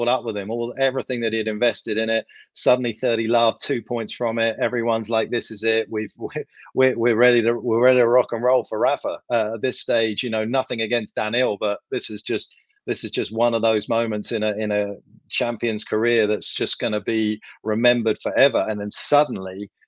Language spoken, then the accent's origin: English; United Kingdom; I'm from Britain